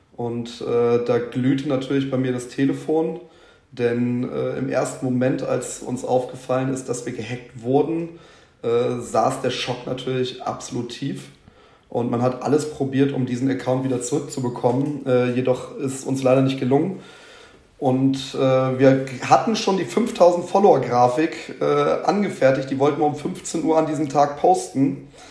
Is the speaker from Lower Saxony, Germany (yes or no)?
yes; southern Lower Saxony, Germany; moved away; also born or lived in Hüttenberg, Hesse; ich bin gebürtiger Südniedersachse